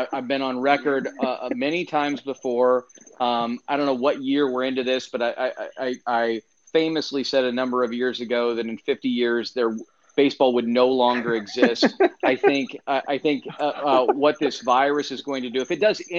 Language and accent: English; Fort Wayne, Indiana, United States; I'm from Fort Wayne, Indiana.